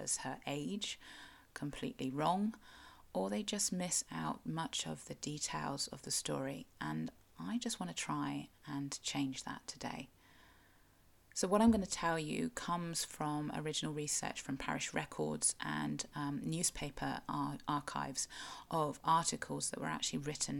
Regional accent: South West England, United Kingdom; I am a Cornish writer and blogger with an obsession with local history

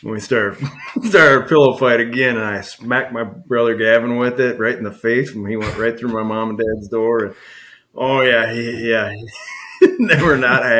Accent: Monroe, Wisconsin, United States; also born or lived in Ireland; my mom and dad moved over from Ireland in 73, and they moved up to Rochester, Minnesota first and had my three brothers. And then in late in 77, they moved down to Monroe

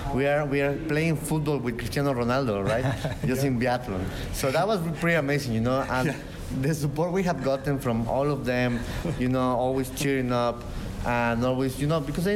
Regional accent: Puebla, Mexico; now in Austria; raised and born in Puebla, Mexico.

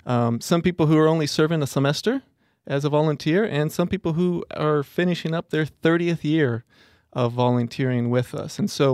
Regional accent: Mexico; So, like I told you, I grew up in Mexico, spent 15 years there, and it's my first or second language, depending on how you look at it.

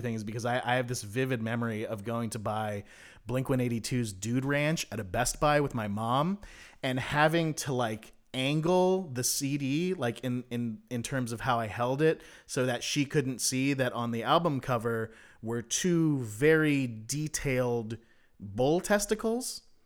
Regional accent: South Bay, California, United States; my hometown's daily newspaper called The Daily Breeze

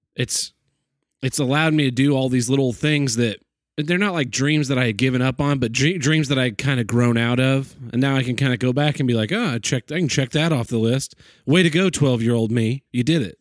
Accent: Oklahoma, United States

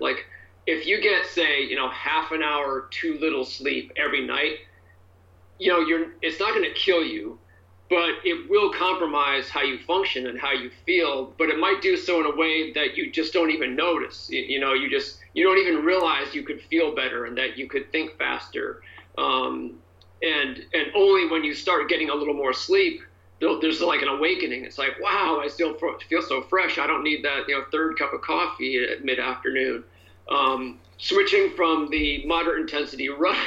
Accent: New Hampshire, United States; now in California, United States; I grew up mostly in New Hampshire, um, an East Coaster.

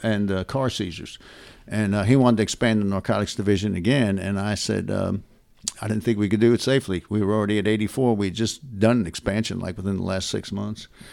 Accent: New York City, New York, United States; moved away as an adult; also born or lived in Dallas, Texas / McKinney, Texas / Prosper, Texas; When people asked me where I was from, I couldn't tell 'em New York City

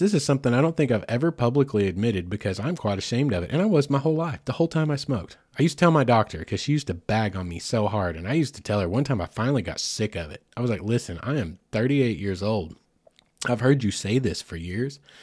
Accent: United States; as an American

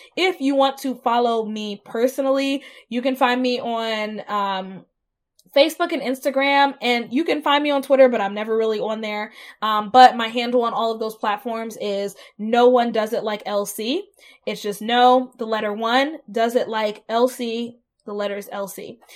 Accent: Southeast, United States; moved away as an adult; now in Columbus, United States; I'm from the South, and growing up in the Southeast

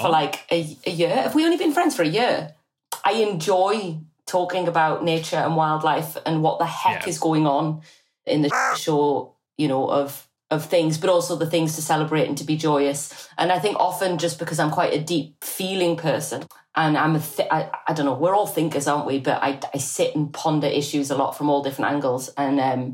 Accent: Newcastle upon Tyne, North East England, United Kingdom; I'm from Newcastle

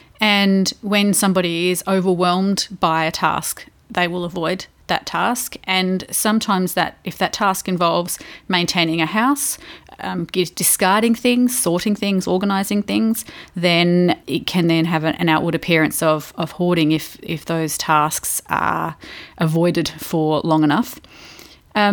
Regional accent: Victoria, Australia; accent: Victorian; now in Adelaide, Australia; I'm from Victoria, dude.

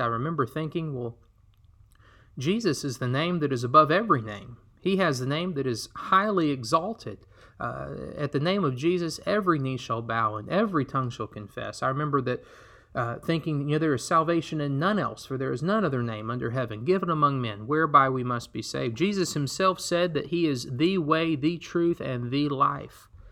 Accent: Alabama, United States; I was born and raised in Alabama, the Deep South

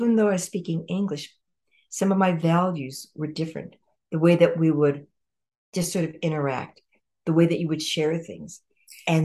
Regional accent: United States; I am Japanese American

